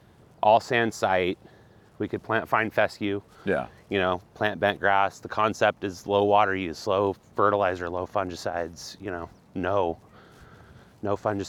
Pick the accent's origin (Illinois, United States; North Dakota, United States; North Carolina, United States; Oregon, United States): Oregon, United States; Coos Bay; I was born and raised in Coos Bay, Oregon.